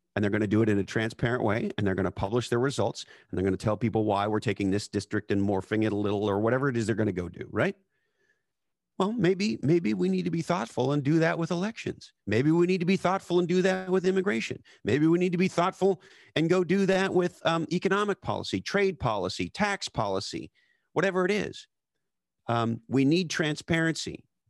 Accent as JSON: {"language": "English", "town": "Montreal", "region": "Quebec", "country": "Canada", "tie": "born or raised there", "said": "I grew up in Montreal, Canada."}